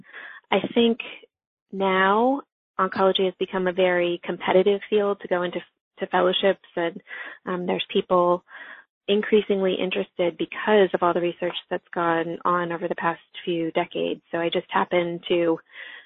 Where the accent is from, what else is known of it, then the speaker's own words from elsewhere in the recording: New Jersey, United States; also born or lived in Texas; my home state to treat our patients with lymphoma and CLL. I'm from New Jersey